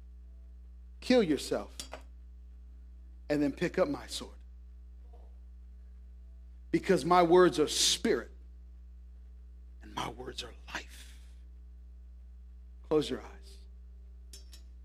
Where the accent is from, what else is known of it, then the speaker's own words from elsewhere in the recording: Tracy, California, United States; I grew up in Tracy